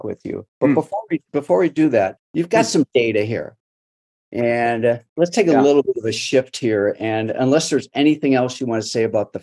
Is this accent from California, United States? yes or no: no; Highland Park, Illinois, United States; Gary Sinise, he's from my hometown